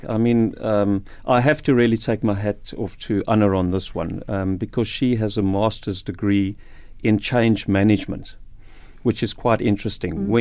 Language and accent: English; Cape Town, Western Cape, South Africa; moved away as an adult; also born or lived in Beaufort West; I'm from Cape Town